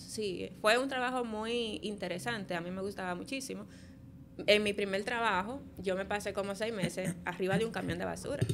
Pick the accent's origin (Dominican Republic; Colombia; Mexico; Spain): Dominican Republic; Santo Domingo; also born or lived in Polo, Barahona / Barahona; viví en Polo hasta que tenía como nueve años, más o menos. Eh, allá vivía con mi mamá y vine a los nueve años a vivir aquí, a Santo Domingo.